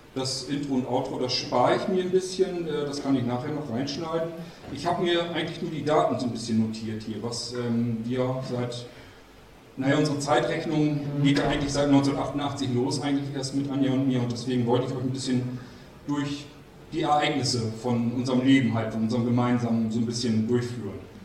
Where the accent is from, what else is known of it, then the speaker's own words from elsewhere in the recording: Germany; moved away as an adult; also born or lived in near Kiel, Germany; und zwar bin ich groß geworden in Barnburg und ich bin umgezogen dann nach Armsen. Das ist bei Kiel